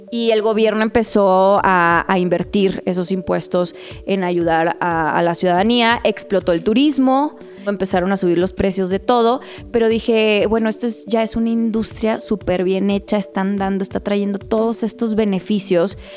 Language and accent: Spanish; Chihuahua, Mexico; now in Mexico City, Mexico; soy de Chihuahua, vivo en la Ciudad de México